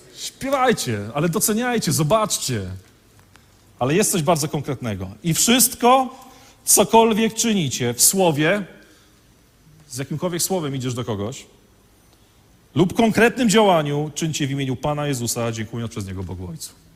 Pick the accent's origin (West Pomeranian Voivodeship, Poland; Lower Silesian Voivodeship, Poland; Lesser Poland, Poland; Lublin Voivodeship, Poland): West Pomeranian Voivodeship, Poland; Świnoujście; now in Wodzisław Śląski, Poland; ja pochodzę z Świnoujścia